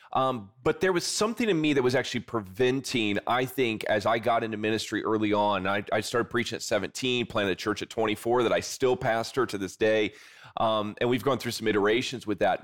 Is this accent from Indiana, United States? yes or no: yes; South Bend, Indiana, United States; I'm from, uh, South Bend, Indiana, kind of the greater area there, and I still live there to this day